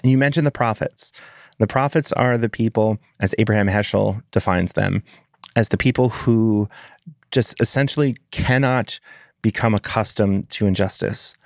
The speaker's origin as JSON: {"language": "English", "country": "United States", "said": "I'm an American"}